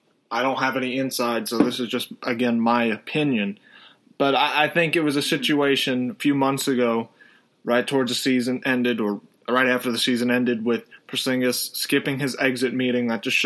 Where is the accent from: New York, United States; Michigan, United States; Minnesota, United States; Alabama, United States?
New York, United States; me being a New Yorker